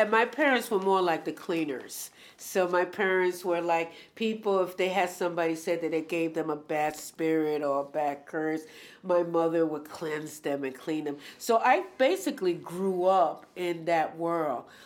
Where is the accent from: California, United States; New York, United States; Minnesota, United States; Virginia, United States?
New York, United States; New York City; I grew up in Spanish Harlem during when New York City was Jim Crow